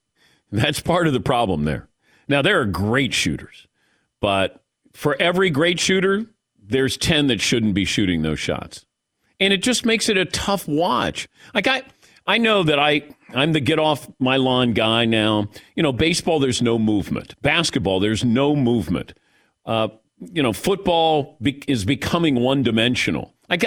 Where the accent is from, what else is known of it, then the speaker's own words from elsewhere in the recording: Mason, Ohio, United States; I'm from Mason, not Montgomery.